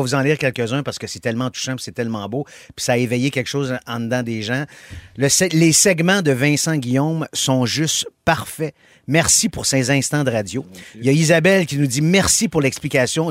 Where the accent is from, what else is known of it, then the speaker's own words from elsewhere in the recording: Montreal, Quebec, Canada; je viens de Montréal. Je suis né à Montréal, j'ai grandi à Montréal